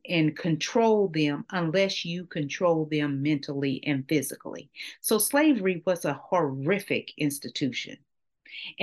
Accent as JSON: {"language": "English", "town": "Brownwood", "region": "Texas", "country": "United States", "said": "I'm from Brownwood, Texas, and my family are natives of Brownwood"}